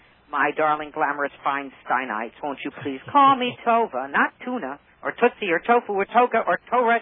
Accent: Scarsdale, New York, United States; I grew up in Scarsdale in a somewhat non-observant home.

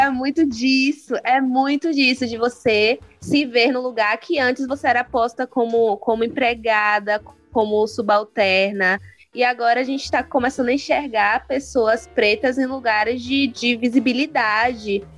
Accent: Salvador, Bahia, Brazil; quando eu era criança, eu percebia em Salvador

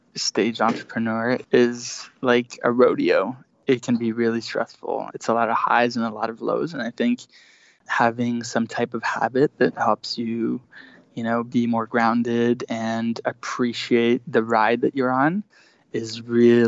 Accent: Switzerland; moved away as an adult; also born or lived in Spain / Germany / United States; now in New York, United States; I am Swiss and American. I grew up in Switzerland

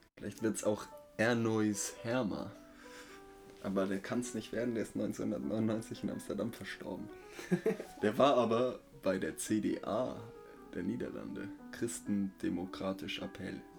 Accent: Germany; dann meinte ich, äh, halt Deutschland

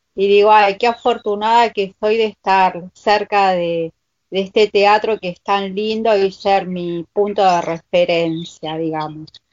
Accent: Argentina; Yo soy argentina, me hice italiana

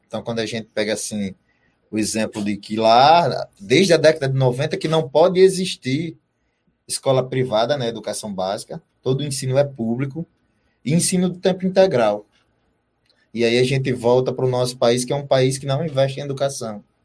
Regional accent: Northeast Region, Brazil; aqui na região Nordeste

